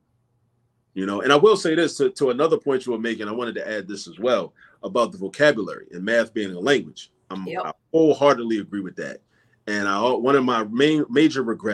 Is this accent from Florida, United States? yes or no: no; Baltimore, Maryland, United States; moved away as an adult; now in Philadelphia, United States; I grew up in Baltimore, but I've been in Philly for almost the last 20 years.